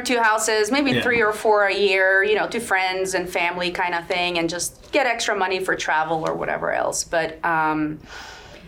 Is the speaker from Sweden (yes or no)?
yes; Sweden; English is a second language; now in Virginia Beach, United States; I'm born and raised in Sweden, but I'm actually 100% Macedonian